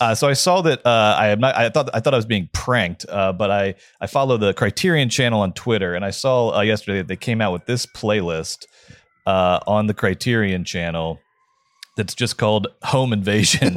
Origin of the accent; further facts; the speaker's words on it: Georgia, United States; I'm from the South